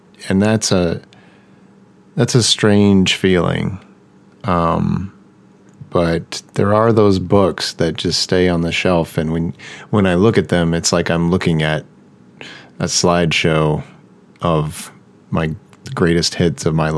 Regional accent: Oklahoma, United States; I grew up in Oklahoma.

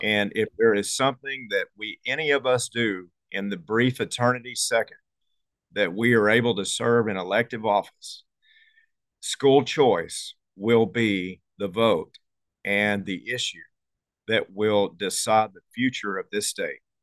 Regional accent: Conroe, Texas, United States; I was born and raised in, uh, Conroe, Texas

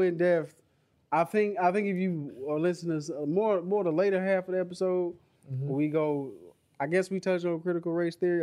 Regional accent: United States; I'm American. I consider myself an American

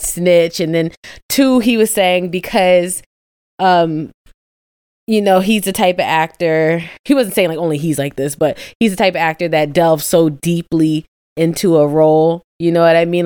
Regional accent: Midwest, United States; I'm from the Midwest, too

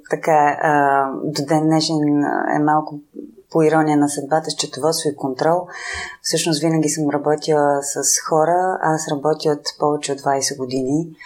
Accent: Sofia, Sofia City, Bulgaria; also born or lived in Petrich / Vidin; съм родена в Петрич, живяла съм във Видин, а всъщност съм Софиянка.

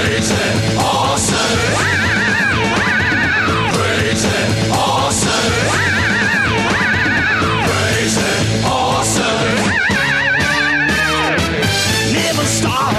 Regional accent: California, United States; I'm from California

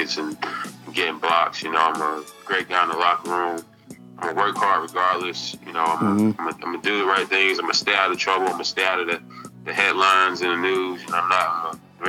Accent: Kelford, North Carolina, United States; growing up in Kelford, going to a mid-major school, going to a high school that no one ever heard

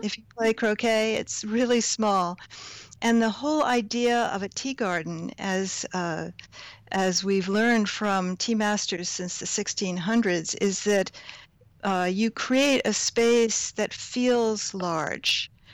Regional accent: Hudson Valley, New York, United States; also born or lived in Hoboken, New Jersey; I grew up on a dairy farm not far from here. So I did grow up in the Hudson Valley

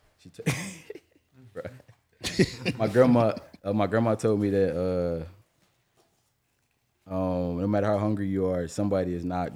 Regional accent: Jacksonville, Florida, United States; also born or lived in Atlanta, Georgia / Orlando, Florida; came to Jax

